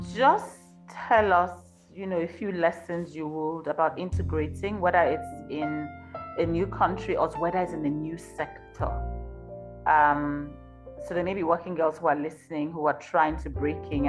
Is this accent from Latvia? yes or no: no; Nigeria; now in Johannesburg, South Africa; i'm nigerian myself who lives in, in johannesburg